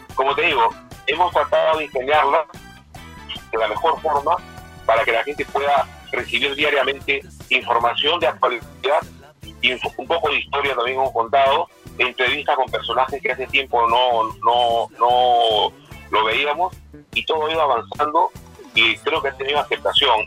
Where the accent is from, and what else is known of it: Peru